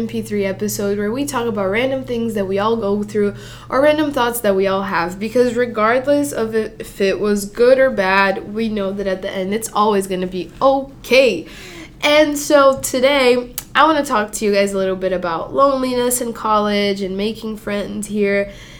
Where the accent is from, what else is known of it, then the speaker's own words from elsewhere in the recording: Mozambique; also born or lived in Brazil; Yeah, I'm from Mozambique or Brazil. It really depends. I never have one straight answer. But anyway, I'm from there.